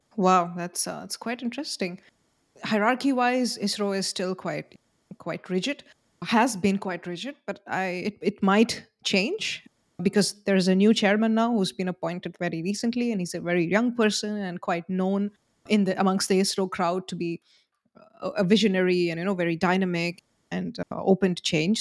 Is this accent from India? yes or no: yes; India; I'm from India. Both of us are from India.